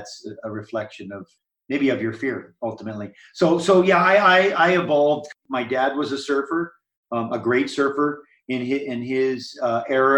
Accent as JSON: {"language": "English", "region": "Hawaii", "country": "United States", "tie": "born or raised there", "said": "I grew up in Hawaii and was in the ocean from not far after I could walk."}